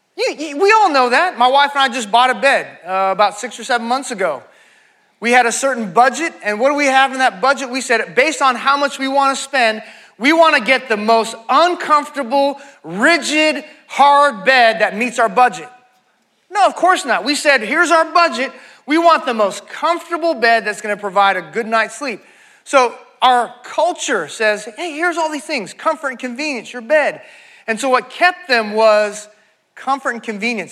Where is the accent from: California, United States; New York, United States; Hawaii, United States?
California, United States; moved away as an adult; now in Texas, United States; I was uh, raised in California, and uh, I came to Texas to go to grad school.